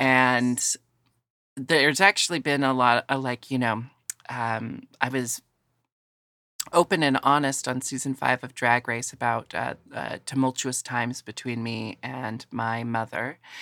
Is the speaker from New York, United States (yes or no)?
no; Portland, Oregon, United States; I grew up in Portland, Oregon, and had a family that was very, um, accepting.